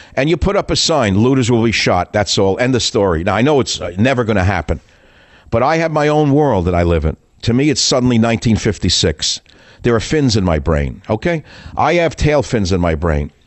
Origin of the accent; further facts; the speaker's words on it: New York City, New York, United States; I grew up in Queens, New York.